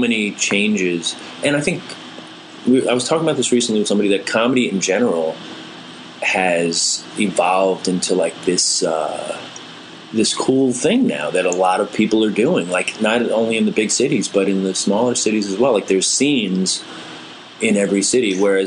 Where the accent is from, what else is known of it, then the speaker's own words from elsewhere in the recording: New York City, New York, United States; I grew up in Queens